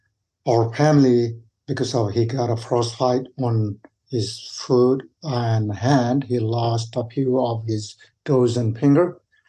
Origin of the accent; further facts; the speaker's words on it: Kami, Koshi Province, Nepal; English is a second language; moved away as an adult; now in United States; I was grown up in a town called Kami, which is high in Himalayas in Nepal, close to Everest regions, about 12,500 to 13,000 feet. Growing up with 8 siblings.